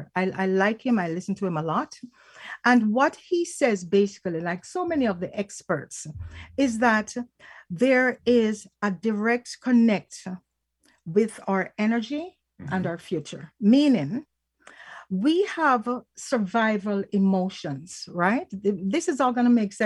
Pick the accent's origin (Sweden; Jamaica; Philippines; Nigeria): Jamaica; Falmouth, Trelawny; now in Canada; we hail from Falmouth in Jamaica, and our families go way back